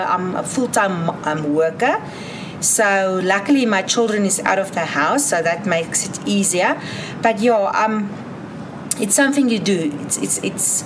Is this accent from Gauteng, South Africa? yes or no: no; Middelburg, Mpumalanga, South Africa; I'm here from Middelburg, Mpumalanga, South Africa.